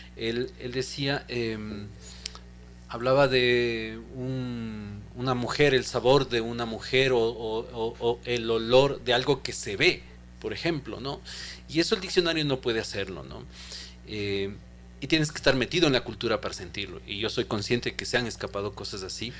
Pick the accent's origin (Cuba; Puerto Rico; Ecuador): Ecuador; lo que somos los ecuatorianos